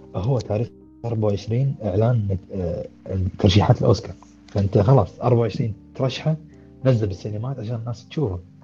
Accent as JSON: {"language": "Arabic", "country": "Kuwait", "said": "عندنا بالكويت"}